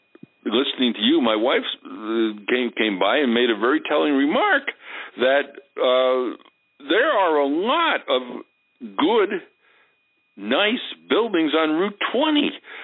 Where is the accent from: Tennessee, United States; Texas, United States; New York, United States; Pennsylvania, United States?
New York, United States; Milton; now in Guilderland, United States; Milton, New York, which is in southeastern Ulster County, where I grew up.